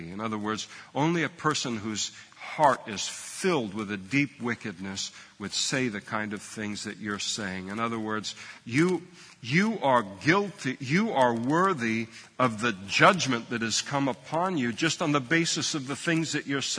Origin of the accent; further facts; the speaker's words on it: Scotland, United Kingdom; I'm a Scot, and the cheapest way to deal with all of this is just to burn the whole thing.